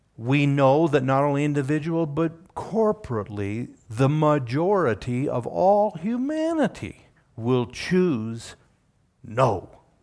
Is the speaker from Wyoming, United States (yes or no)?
yes; Wyoming, United States; I'm a Wyomingite